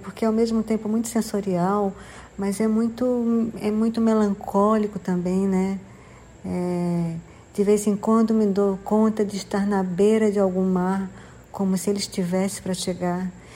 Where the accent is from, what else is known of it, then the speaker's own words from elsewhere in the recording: João Pessoa, Paraíba, Brazil; moved away as an adult; also born or lived in Rio de Janeiro; voltando a, morar em João Pessoa, que é a minha cidade, onde eu nasci e cresci